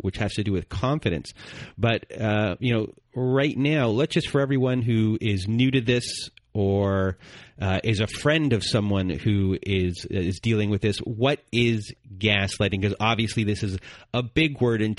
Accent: Canada; I'm Canadian

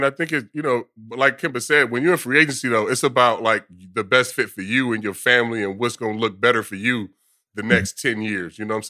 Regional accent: the Bay Area, California, United States; moved away as an adult; now in New York, United States; I grew up in the Bay, but like now being here the last 12 years, like I kind of feel like a New Yorker.

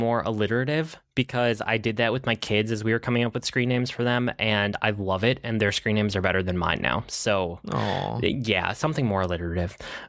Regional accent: Minnesota, United States; I'm Minnesotan.

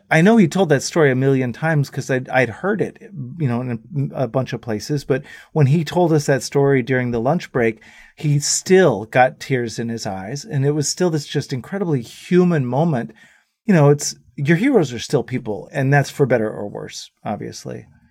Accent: Dallas, Texas, United States; we went home to Dallas

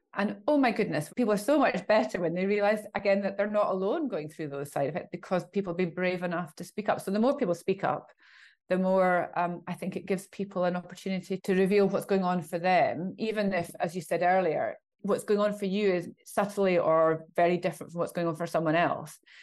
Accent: Scotland, United Kingdom; I'm Scottish

